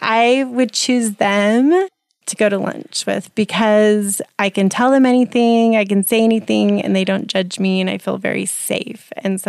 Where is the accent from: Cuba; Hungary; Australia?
Cuba; Guantanamo Bay, Guantánamo; born there; So I was born in Cuba, which is interesting to people.